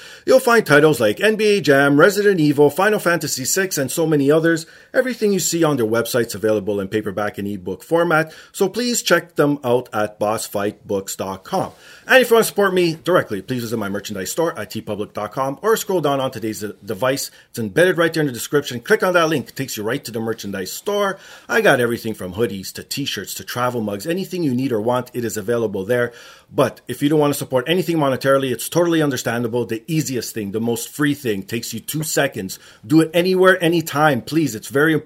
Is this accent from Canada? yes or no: yes; Canada; I'm obviously Canadian